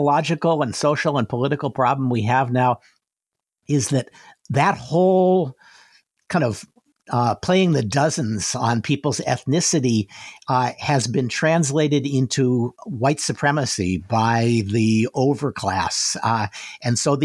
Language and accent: English; outside of Detroit, Michigan, United States; I grew up outside of Detroit